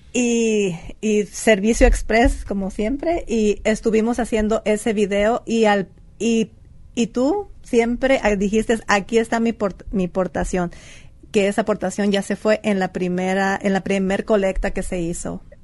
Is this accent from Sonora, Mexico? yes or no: yes; San Pedro de la Cueva, Sonora, Mexico; moved away; soy orgullosamente de San Pedro de la Cueva